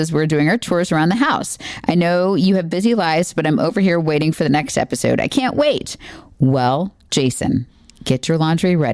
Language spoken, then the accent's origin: English; Florida, United States; I grew up in Florida and I really wanted to get out of Florida to go to college